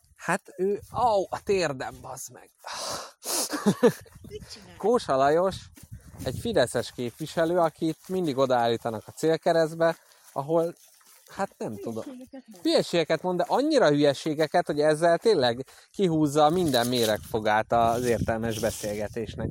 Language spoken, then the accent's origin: Hungarian; Budapest, Hungary; én ilyen megerőzött pesti vagyok. A fasz pesti, hát budai